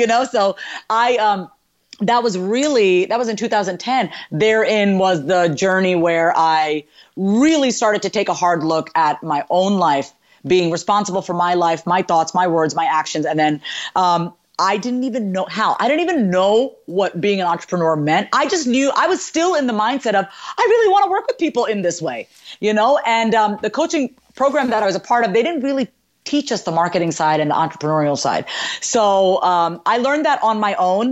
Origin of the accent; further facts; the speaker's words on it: New York, United States; I was born and raised in New York, and my parents are from India